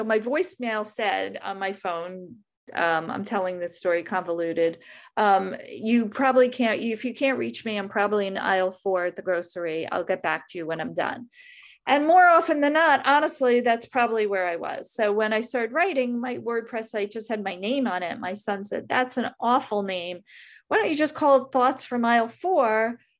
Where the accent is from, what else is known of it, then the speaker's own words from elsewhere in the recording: Brooklyn, New York, United States; it's a lot bigger than the 2-bedroom, 1-bathroom house I grew up in Brooklyn, but it's not palatial by any stretch of the imagination.